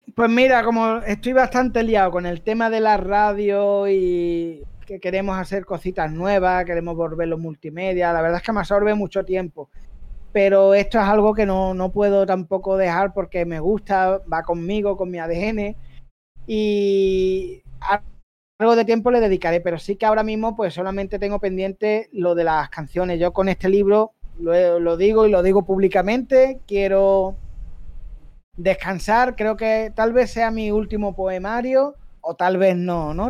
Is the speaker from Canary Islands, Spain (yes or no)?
no; Algeciras, Andalusia, Spain; el Saladillo es la barriada donde yo me. Vamos, donde yo me crié, donde nací